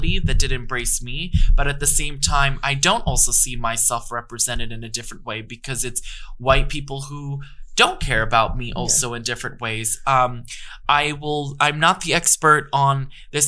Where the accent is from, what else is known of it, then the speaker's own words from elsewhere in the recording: New York, United States; growing up in the Lower East Side in the 90s